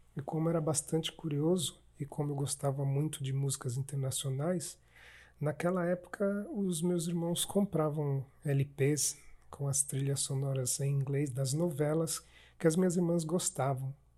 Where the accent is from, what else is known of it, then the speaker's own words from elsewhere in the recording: Sergipe, Brazil; eu sou sergipano